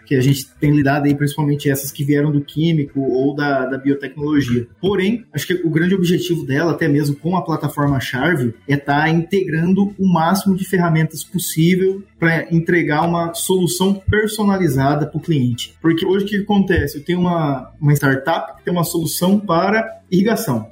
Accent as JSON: {"language": "Portuguese", "town": "São José do Rio Claro", "region": "Mato Grosso", "country": "Brazil", "also_born_or_lived": "Cuiabá", "said": "saí de São José do Rio Claro em busca de oportunidades para estudar na cidade grande, né, estudar em Cuiabá"}